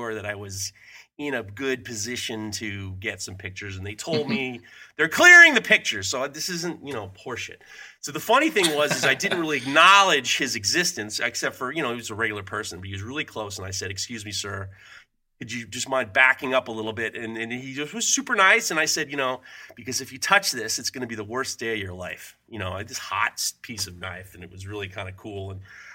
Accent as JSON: {"language": "English", "region": "New York", "country": "United States", "tie": "born or raised there", "said": "I grew up in New York"}